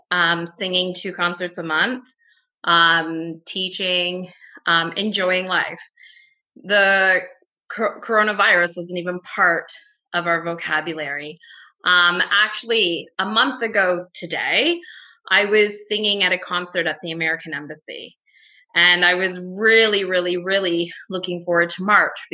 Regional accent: Canada; moved away as an adult; now in Rome, Italy; I'm Canadian

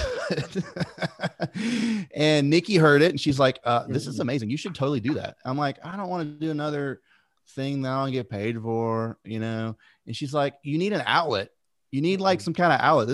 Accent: the South, United States; we're from the South. We grew up on the Braves

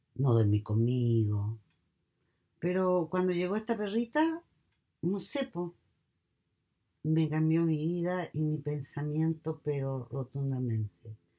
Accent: Santiago, Santiago Metropolitan Region, Chile; moved away as an adult; now in United States; Soy de Santiago de Chile, South America

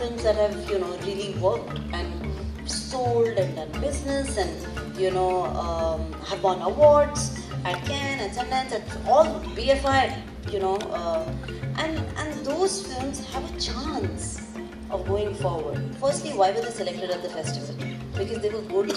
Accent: India; I'm fully Indian

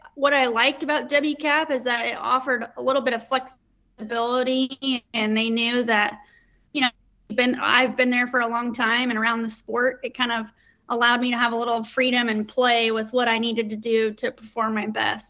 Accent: Colorado Springs, Colorado, United States; I grew up in Colorado Springs, Colorado

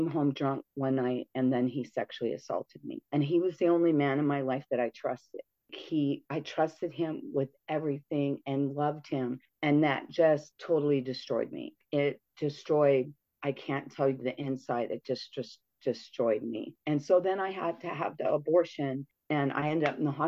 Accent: Redondo Beach, California, United States; moved away as an adult; also born or lived in Tustin, California; now in Las Vegas, United States; we moved 2 cities away from Redondo Beach

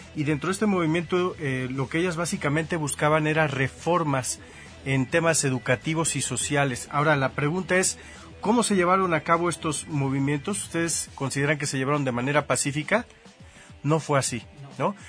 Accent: Mexico; crecí aquí en México

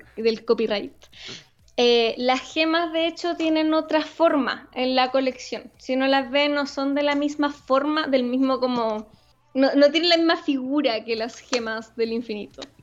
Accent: Chillán, Ñuble, Chile; yo vengo de Chillán, donde en verdad como lo más interesante que tenéis para hacer es ir a pasear al mall

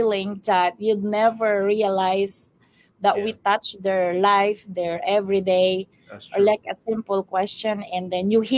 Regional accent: Philippines; now in Kentucky, United States; I'm from the Philippines

